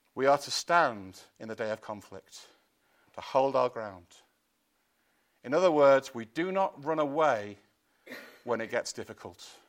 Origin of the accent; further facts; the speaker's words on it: Chester, North West England, United Kingdom; I come from Chester